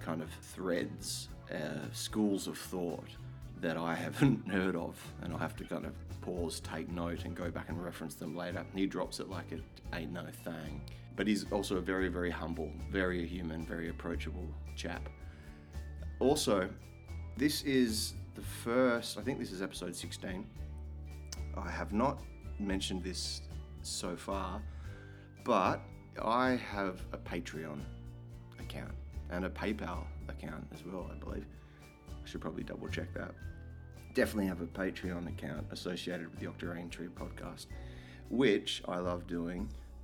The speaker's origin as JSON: {"language": "English", "town": "Perth", "region": "Western Australia", "country": "Australia", "tie": "born or raised there", "said": "I grew up smack bang in the leafy green western suburbs of Perth"}